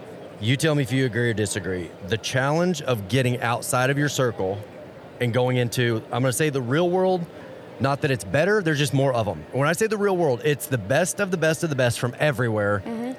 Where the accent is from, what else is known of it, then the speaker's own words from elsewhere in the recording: Fort Worth, Texas, United States; I grew up in Fort Worth.